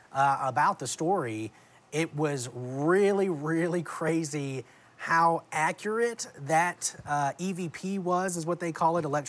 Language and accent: English; New Orleans, Louisiana, United States; I grew up in New Orleans